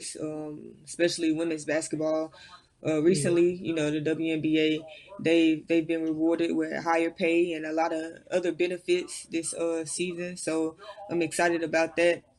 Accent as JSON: {"language": "English", "region": "Arkansas", "country": "United States", "moved": "as an adult", "said": "I initially went to Arkansas because, like I said, I'm from Arkansas. I wanted to play for my home state"}